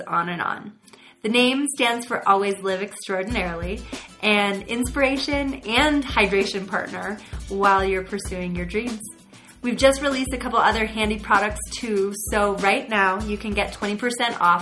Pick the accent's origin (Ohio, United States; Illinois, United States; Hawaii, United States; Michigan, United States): Ohio, United States; I'm from Ohio